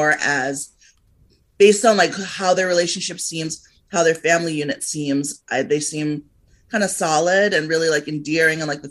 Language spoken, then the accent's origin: English; Liberia; moved away; I came from Liberia. I left because of the war.